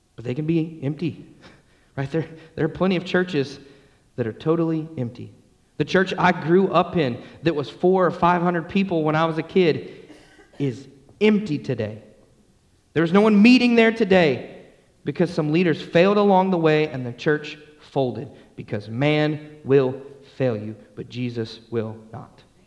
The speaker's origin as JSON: {"language": "English", "town": "Atlanta", "region": "Georgia", "country": "United States", "tie": "born or raised there", "said": "I grew up in Atlanta, Georgia"}